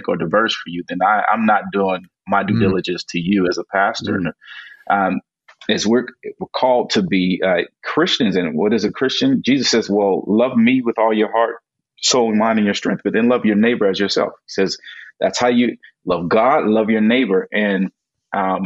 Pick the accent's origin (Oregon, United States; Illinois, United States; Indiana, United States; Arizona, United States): Indiana, United States; Gary; where I grew up in Gary, Indiana